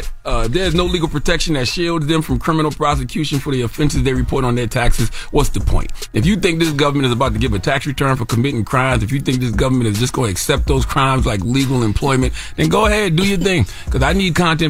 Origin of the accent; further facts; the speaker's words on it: South Carolina, United States; Yeah, of course. I'm from South Carolina.